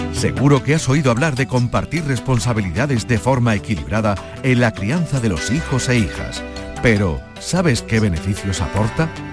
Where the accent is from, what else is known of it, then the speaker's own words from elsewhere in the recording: northern Córdoba, Andalusia, Spain; de mi tierra, del norte de Córdoba